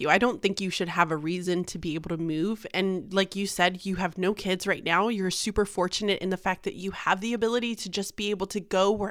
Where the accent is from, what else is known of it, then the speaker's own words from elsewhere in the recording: Houston, Texas, United States; also born or lived in Galveston / Dallas; So, I was born and raised in Houston. I lived the majority of my life in Galveston and then some of it in like the h- true Houston area.